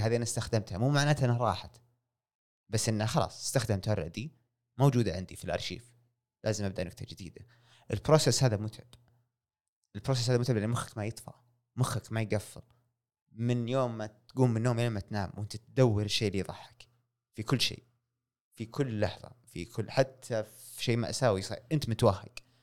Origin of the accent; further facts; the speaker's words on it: Saudi Arabia; هنا عندنا في السعوديه